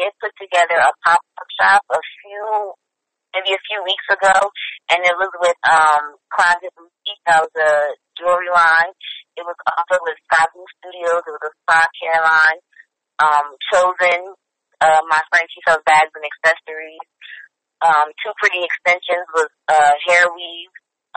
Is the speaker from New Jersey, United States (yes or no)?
yes; New Jersey, United States; now in Atlanta, United States